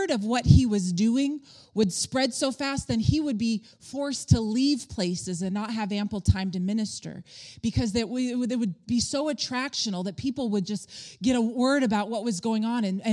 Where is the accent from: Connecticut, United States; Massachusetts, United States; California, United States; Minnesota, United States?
California, United States; Palm Springs; we had friends in the hotel industry growing up in Palm Springs